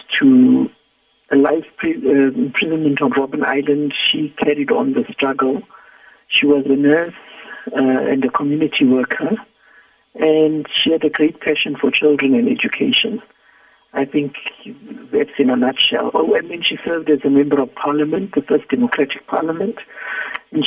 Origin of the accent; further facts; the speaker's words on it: Zimbabwe; moved away as an adult; now in South Africa; I had come from Zimbabwe, because I come from Zimbabwe